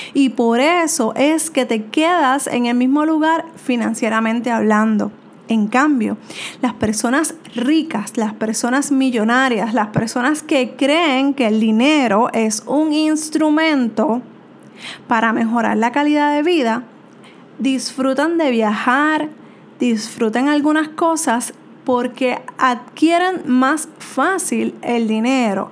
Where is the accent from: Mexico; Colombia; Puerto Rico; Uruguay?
Puerto Rico; soy de Puerto Rico